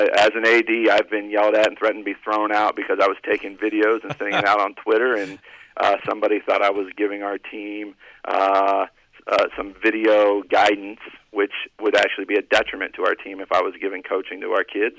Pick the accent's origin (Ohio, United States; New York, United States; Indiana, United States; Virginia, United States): Ohio, United States; Columbus; moved away as an adult; now in Cincinnati, United States; I grew up in Columbus, played sports in Columbus, and until I moved to Cincinnati